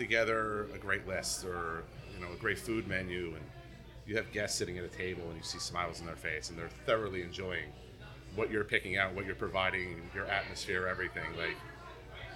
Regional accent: right outside of Philadelphia, Pennsylvania, United States; I grew up right outside of Philly

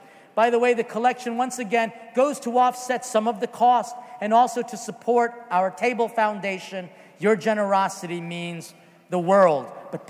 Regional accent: Philippines; because we started late because, again, I am Filipino.

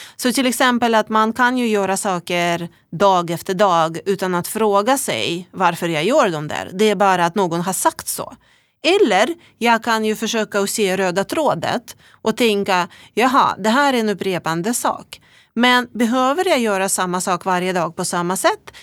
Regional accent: Russia; accent: Russian accent; Swedish is a second language; moved away as an adult; also born or lived in Umeå, Sweden; now in Sweden; ni hör ju på min äh, vackra brytning att jag kommer från Ryssland

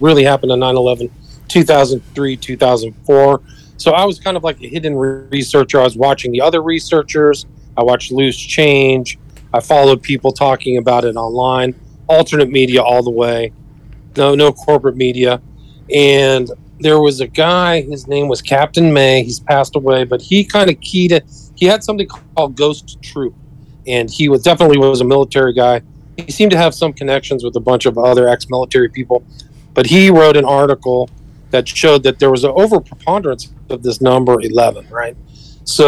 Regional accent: Northern California, United States; also born or lived in Omaha, Nebraska / Washington, D.C.; now in Los Angeles, United States; I grew up in Northern California

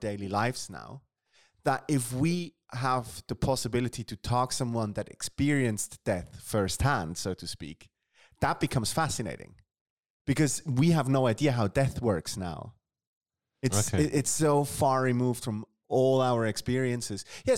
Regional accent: London, United Kingdom; I grew up in London, in the UK.

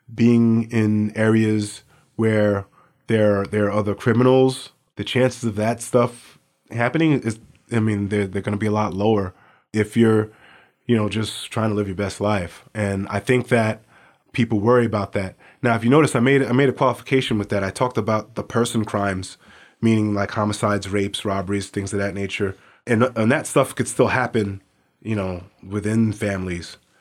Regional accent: New York City, New York, United States; now in Anchorage, United States; I grew up in New York City

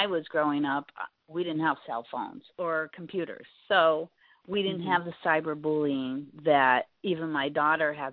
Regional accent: Bristolville, Ohio, United States; moved away as an adult; also born or lived in Florida; I was born in Bristolville, Ohio, a small town, probably about an hour south of Cleveland. Lived there for over 32 years and then moved to Florida for a while.

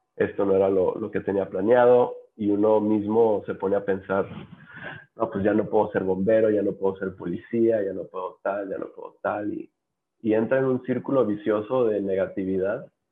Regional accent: Los Cabos, Baja California Sur, Mexico; en Los Cabos, que es de donde soy originario

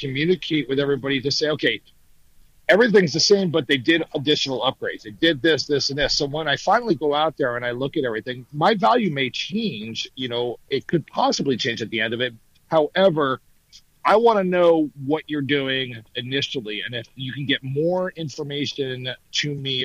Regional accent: New Jersey, United States; moved away; I'm from New Jersey, so I know how expensive things are up in the Northeast

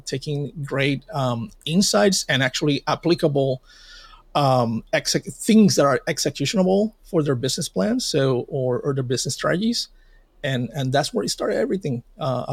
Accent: Puerto Rico; in my hometown and in Puerto Rico, we got hit by Hurricane Maria

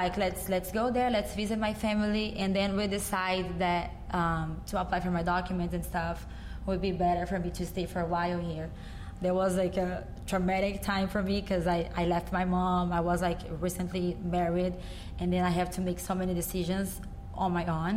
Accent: Goiânia, Goiás, Brazil; born or raised there; English is a second language; also born or lived in São Paulo; now in United States

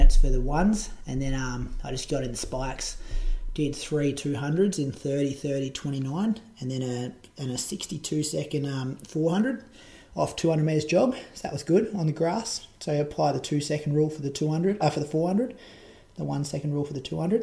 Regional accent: Moama, New South Wales, Australia; also born or lived in Echuca, Victoria; Echuca, where I'm from. Well, I'm actually from Moama. I'm in a different state

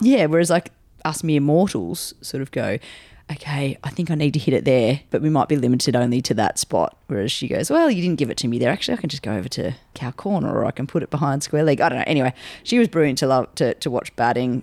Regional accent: Australia; as an Australian public

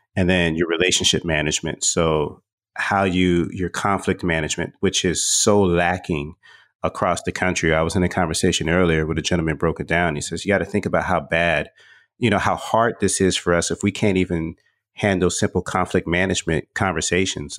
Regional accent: Texas, United States; moved away; also born or lived in Atlanta; I grew up in Texas.

